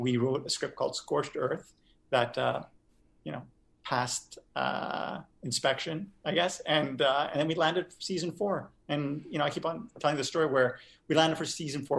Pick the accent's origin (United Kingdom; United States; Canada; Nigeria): Canada; Montreal, Quebec; I grew up in Montreal